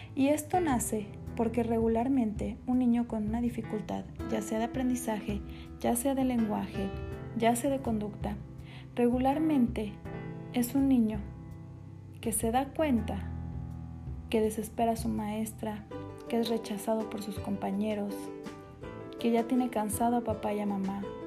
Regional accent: Morelia, Michoacán, Mexico; soy de Morelia, Michoacán

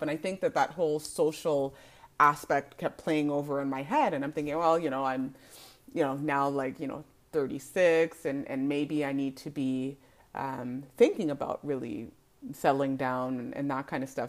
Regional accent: Canada; I am a born and raised Canadian

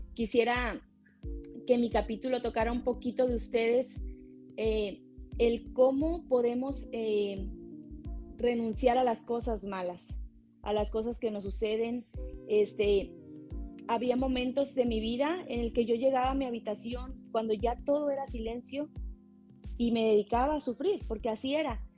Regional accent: Tamaulipas, Mexico; now in California, United States; yo soy em, una mujer de Tamaulipas, nací en Tamaulipas, en México

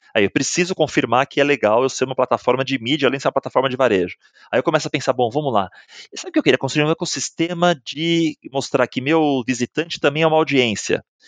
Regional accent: Santos, São Paulo, Brazil; moved away as an adult; also born or lived in Chile / Mexico; morei, nasci em Santos, numa família

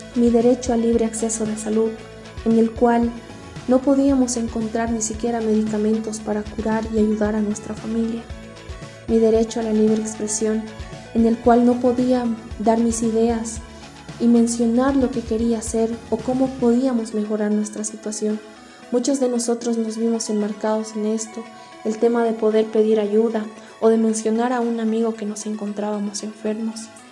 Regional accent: Bolivia; soy del país de Bolivia

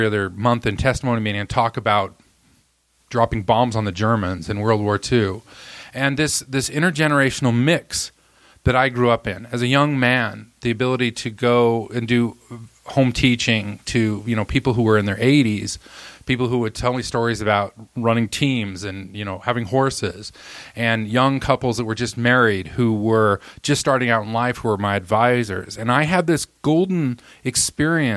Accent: Roy, Utah, United States; also born or lived in Alabama; I moved to Roy, Utah, where I lived until I went on my mission at 19

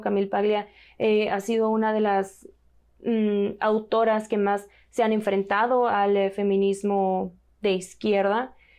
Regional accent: Mexico; como mexicana

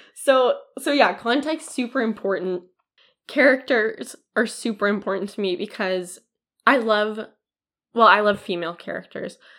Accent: Canada; as a Canadian

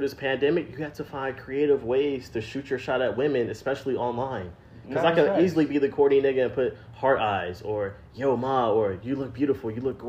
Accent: Atlanta, Georgia, United States; like I'm from Atlanta. Like, what's up?

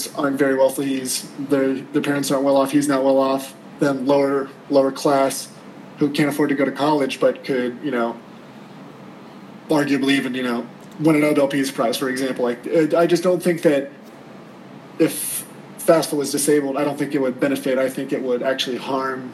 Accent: North Georgia, United States; also born or lived in Miami, Florida; I grew up in North Georgia

